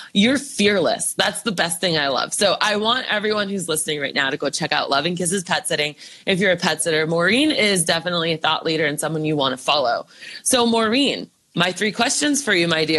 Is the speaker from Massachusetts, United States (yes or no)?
yes; Boston, Massachusetts, United States; We're both from Boston